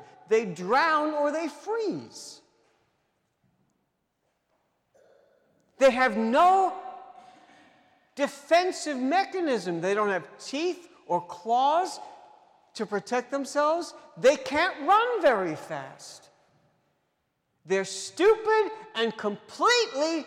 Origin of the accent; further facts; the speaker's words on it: New York City, New York, United States; growing up in New York City